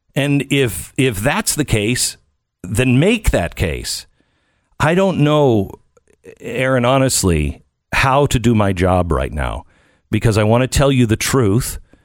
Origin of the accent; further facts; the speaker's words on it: United States; I'm an American